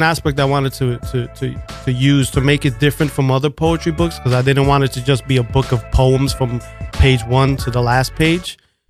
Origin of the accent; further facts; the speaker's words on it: United States; I'm Puerto Rican and, oh, America's the worst. I never say America's the best. I'm not. It's, you know, I was born here, so I'm American. Mom was born in Puerto Rico. You know, it's, I'm Puerto Rican.